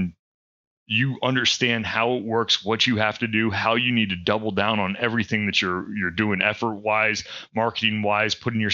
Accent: Pennsylvania, United States; moved away as an adult; now in North Carolina, United States; I'm originally from Pennsylvania

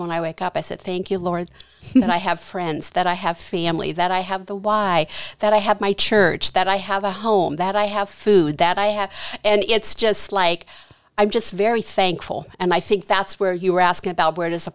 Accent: Janaton, Ohio, United States; I grew up in Janaton my whole life there

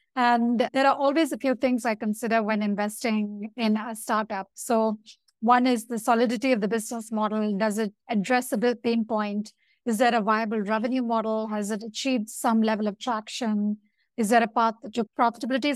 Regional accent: India; I'm from India

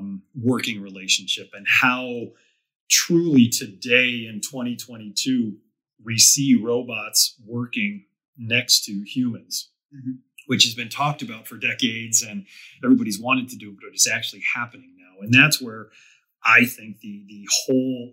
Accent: Delaware, United States; my hometown where I grew up

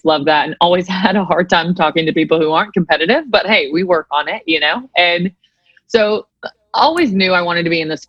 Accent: Nashville, Tennessee, United States; also born or lived in Chattanooga, Tennessee; born and raised in Nashville, Tennessee

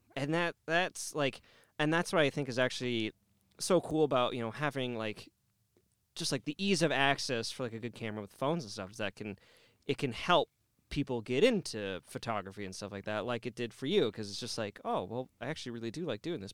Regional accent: Canada; I'm Canadian

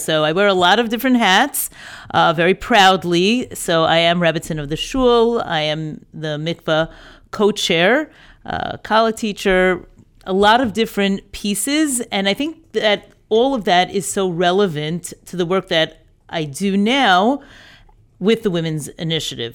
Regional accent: New York, United States; moved away as an adult; also born or lived in Birmingham, Alabama; I grew up in New York, schooled in New York.

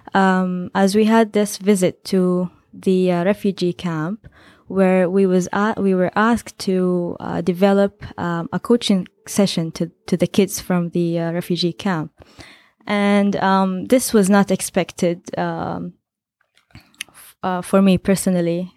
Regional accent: Saudi Arabia

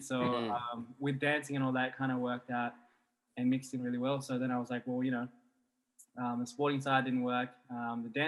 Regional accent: Brisbane, Queensland, Australia; now in Sydney, Australia; I was from Brisbane and that's where I grew up

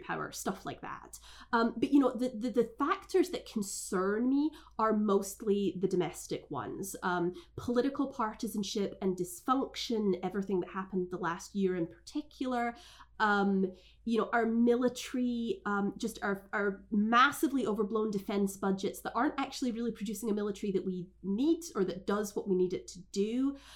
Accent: Scotland, United Kingdom; now in United States; I was raised in Scotland, so I actually didn't go through the American school system

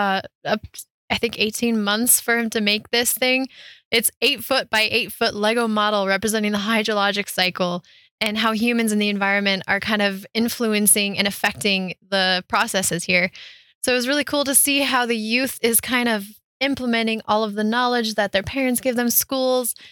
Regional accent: Front Range, Colorado, United States; I grew up on the Front Range.

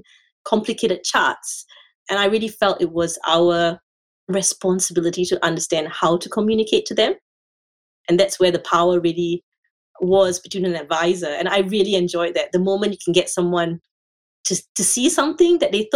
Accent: Singapore; moved away as an adult; now in Australia; I'm from Singapore

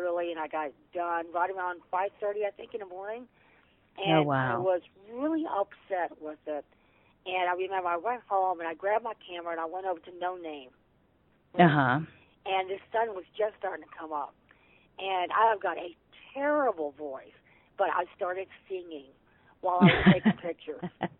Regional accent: Virginia, United States; also born or lived in Washington, D.C. / New York; I was born in Washington, D.C. And I grew up in Virginia. My dad was in the military, and I was a military brat.

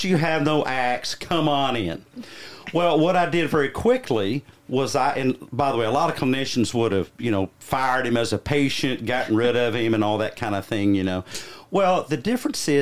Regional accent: the South, United States; I am from the South, so I'm one of you

